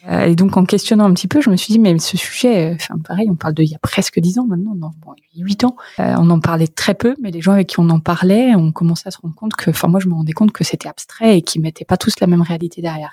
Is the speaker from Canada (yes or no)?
no; Creil, Hauts-de-France, France; moved away; je viens d'une lignée d'agriculteurs bretons. Euh, si j'ai grandi à Creil